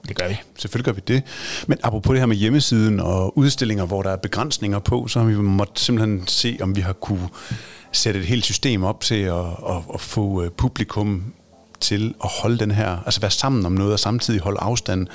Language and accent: Danish; Aarhus, Central Denmark Region, Denmark; som Aarhus-dreng